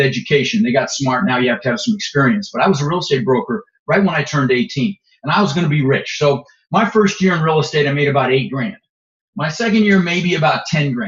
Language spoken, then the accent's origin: English; Denver, Colorado, United States; moved away; also born or lived in Netherlands; I immigrated to this country when I was 6 years old. We immigrated from the Netherlands. I was born in Holland with my mother, Zvancha, my brother, Albert. And we ended up in Denver, Colorado, where I lived for 30 years.